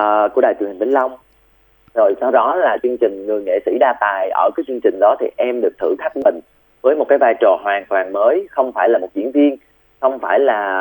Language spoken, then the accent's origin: Vietnamese; Bac Lieu, Vietnam; quê em là ở bạc liêu